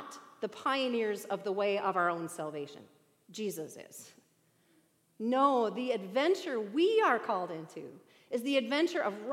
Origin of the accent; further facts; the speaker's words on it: Bemidji, Minnesota, United States; I grew up in Bemidji, Minnesota